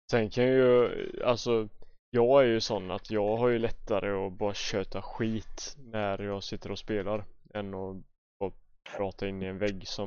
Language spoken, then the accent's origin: Swedish; Bålsta, Uppsala County, Sweden; Jag kommer från Bålsta.